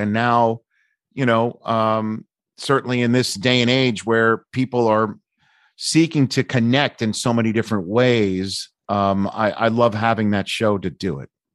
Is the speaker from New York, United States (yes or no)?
yes; New York City, New York, United States; I'm from New York City.